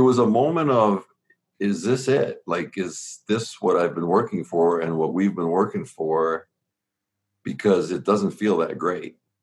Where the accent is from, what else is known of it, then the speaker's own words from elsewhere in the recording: Southern Ontario, Canada; born and raised in Southern Ontario in Canada, we were 45 minutes from Buffalo